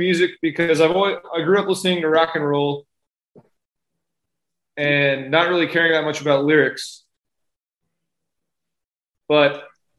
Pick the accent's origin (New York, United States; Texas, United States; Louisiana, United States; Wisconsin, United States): Texas, United States; San Antonio; I'm a suburban guy. I grew up on the north side. I went to Reagan High School